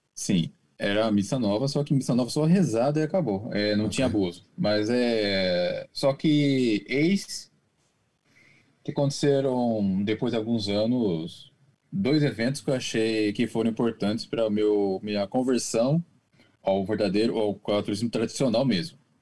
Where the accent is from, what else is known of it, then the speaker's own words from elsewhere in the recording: Brazil; now in Japan; eu sou brasileiro, apesar de morar no Japão